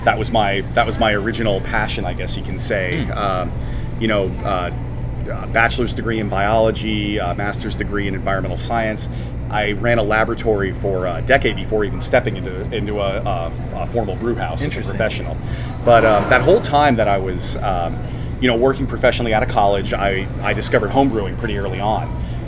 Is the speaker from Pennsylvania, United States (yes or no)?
yes; Pennsylvania, United States; born there; also born or lived in Washington, D.C. area; I should say I'm from the East Coast originally. {S1} Yeah. {S3} Born in Pennsylvania, lived outside of DC for a good decade